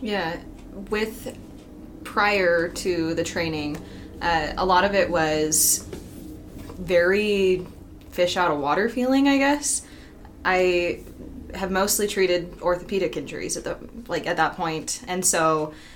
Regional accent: Utah, United States; I am also from Utah

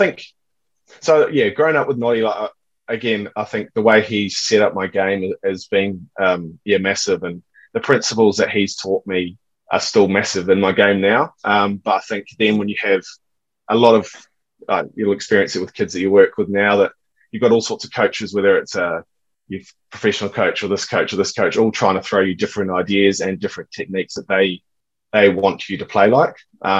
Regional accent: Perth, Western Australia, Australia; growing up in Perth, at high school anyway, you get the bounce where you can stay on top of it and sit back and do what you're doing.

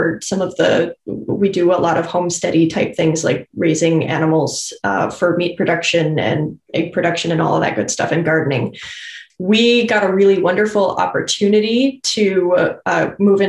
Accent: Fairbanks, Alaska, United States; moved away as an adult; also born or lived in Galena, Alaska / Nenana, Alaska / Chippewa Valley, Wisconsin; now in Wisconsin, United States; I'm originally from Alaska. I was born in Fairbanks, Alaska, which is the Golden Heart City, smack dab in the middle of the state. I spent a couple of years in the bush in a river community called Galena before returning to the road system, going to high school in Nenana, and then going to college back in Fairbanks.

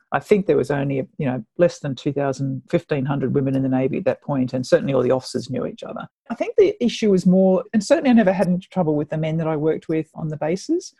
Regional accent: Sydney, New South Wales, Australia; I actually grew up in Sydney in the northern suburbs

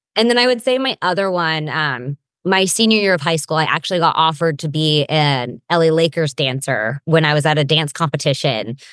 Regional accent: Granite Bay, California, United States; now in Southern California, United States; I grew up in Granite Bay, California. It's like a suburb

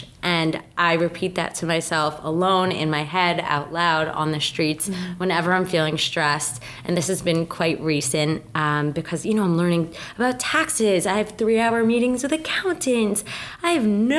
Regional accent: Mendham, New Jersey, United States; I'm from Mendham, New Jersey, small town that no one knows.

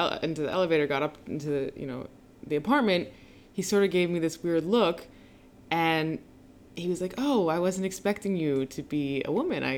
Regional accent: Boonton Township, New Jersey, United States; moved away as an adult; now in New York City, United States; I used to live in a little town called Booton Township, New Jersey

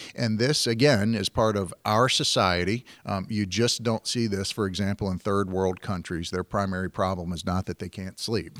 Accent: Virginia, United States; moved away as an adult; also born or lived in San Francisco Bay Area, California; I'm from Virginia

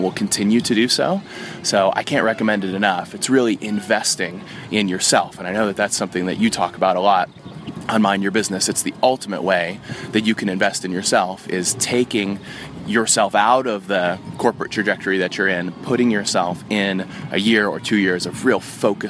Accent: United States; also born or lived in Oxford; the country that I'm from America

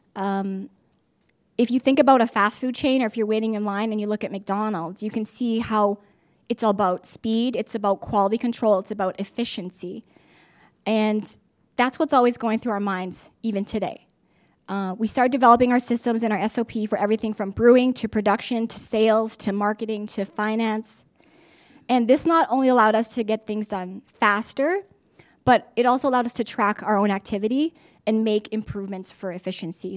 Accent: Regina, Saskatchewan, Canada; now in Saskatoon, Canada; I was born and raised in Regina, along with two siblings

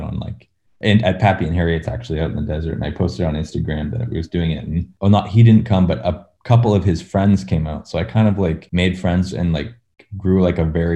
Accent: North Saanich, British Columbia, Canada; I grew up north of capital city of BC, Victoria, in a little town called North Saanich

